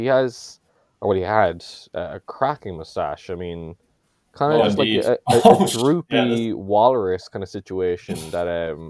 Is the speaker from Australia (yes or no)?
no; Cork, Munster, Ireland; also born or lived in Brussels; there's some connection with my hometown of Cork